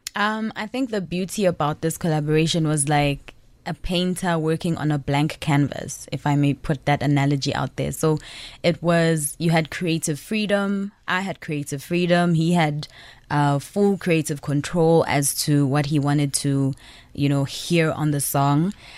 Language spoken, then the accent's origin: English; Zambia; now in South Africa; I'm originally from Zambia, but I'm based in South Africa